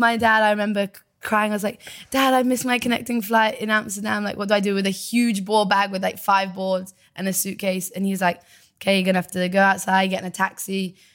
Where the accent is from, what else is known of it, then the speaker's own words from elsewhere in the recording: Devon, South West England, United Kingdom; also born or lived in Bristol; we moved from Bristol to Devon